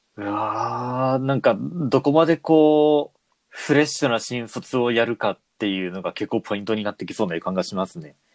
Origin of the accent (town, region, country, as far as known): Aichi, Japan; born or raised there